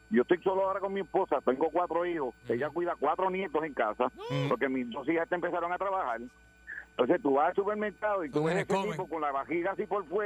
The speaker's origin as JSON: {"language": "Spanish", "town": "Yauco", "country": "Puerto Rico", "said": "Mira, soy de Yauco, pa. Yo trabajo en una, una empresa privada aquí. Llevo 26 años."}